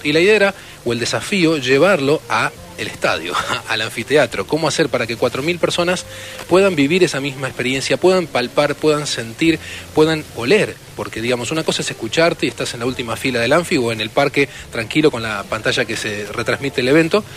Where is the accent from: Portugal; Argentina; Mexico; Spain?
Argentina; siendo argentinos